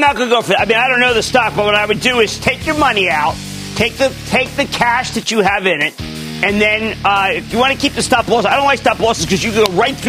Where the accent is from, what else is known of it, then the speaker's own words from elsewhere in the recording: New Jersey, United States; I'm from Clean Jersey.